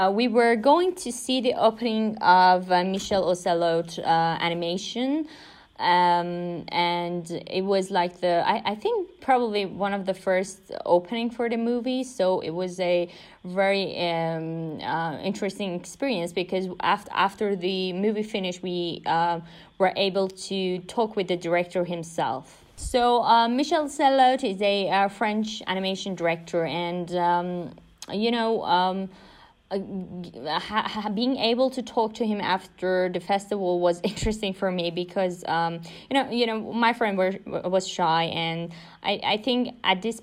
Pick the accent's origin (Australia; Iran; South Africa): Iran; I'm from Iran